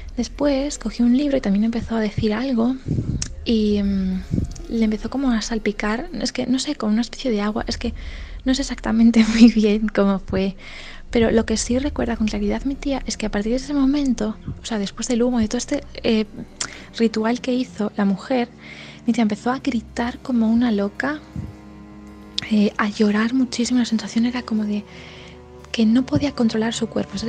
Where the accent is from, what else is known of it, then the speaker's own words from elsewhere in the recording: Galicia, Spain; somos de Galicia